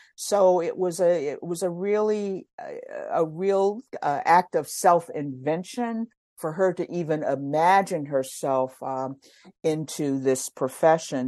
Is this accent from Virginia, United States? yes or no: yes; Virginia, United States; moved away as an adult; also born or lived in Washington, D.C.; now in Philadelphia, United States; I grew up in Virginia